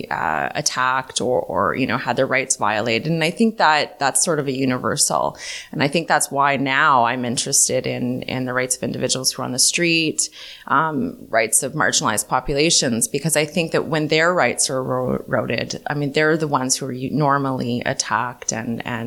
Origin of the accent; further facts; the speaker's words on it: Toronto, Ontario, Canada; also born or lived in Montreal / Turkey; now in Toronto, Canada; I grew up in the East End of Toronto